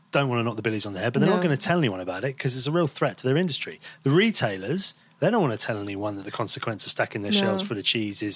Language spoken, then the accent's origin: English; Devon, South West England, United Kingdom; moved away as an adult; also born or lived in London; I grew up in Devon, where, and by the sea